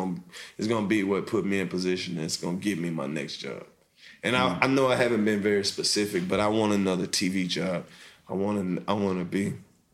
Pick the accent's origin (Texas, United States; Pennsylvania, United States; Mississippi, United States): Mississippi, United States; moved away as an adult; now in Atlanta, United States; I'm from Mississippi.